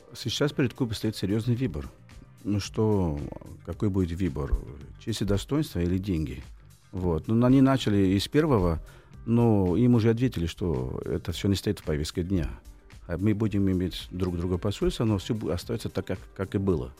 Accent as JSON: {"language": "Russian", "region": "Rio de Janeiro", "country": "Brazil", "tie": "born or raised there", "second_language": "Russian", "moved": "yes", "said": "Родился я в Рио-де-Жанейро, Бразилии, летом, в феврале."}